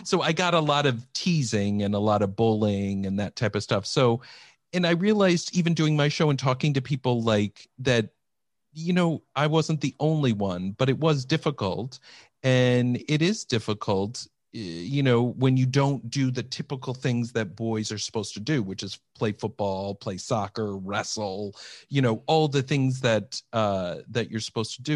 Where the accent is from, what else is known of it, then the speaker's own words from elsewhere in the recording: Iowa, United States; moved away; That's where I grew up. Yep, I grew up in Iowa